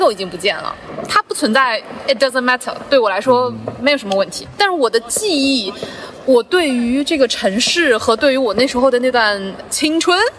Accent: Zhoushan, Zhejiang, China; also born or lived in Ningbo; 我小的时候从舟山搬去宁波上初中、上高中

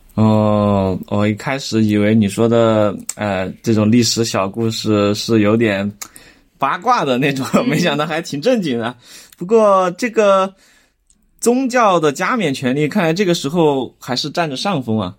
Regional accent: Chengdu, Sichuan, China; 咱们成都人

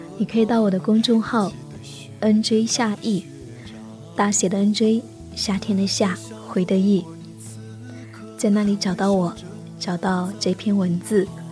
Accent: Lingnan, China; 从小在岭南生活生长，四季温润如水，绿树葱葱

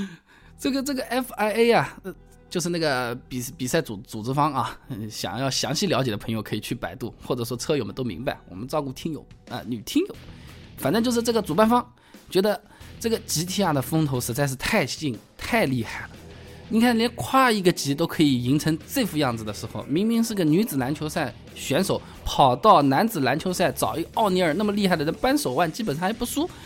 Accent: China; 作为一个中国人

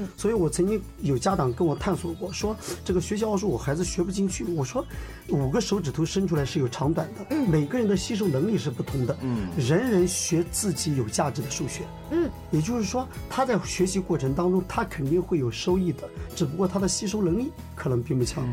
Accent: China; 我们中国人多嘛

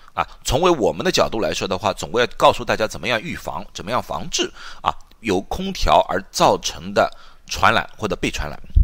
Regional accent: China; 因为你知道中国的餐厅，我们都中国人

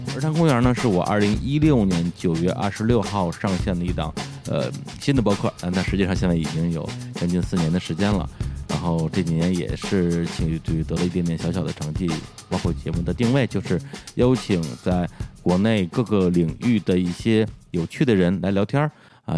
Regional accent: Beijing, China; accent: Beijing dialect; 我们的北京话

